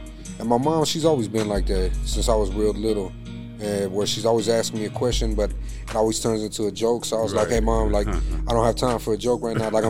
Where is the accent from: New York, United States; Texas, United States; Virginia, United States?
Texas, United States; Houston; moved away as an adult; now in Rio Grande Valley, United States; I'm not from here. So I'm originally from Houston. Mm-hmm. I grew up there, born and raised out there.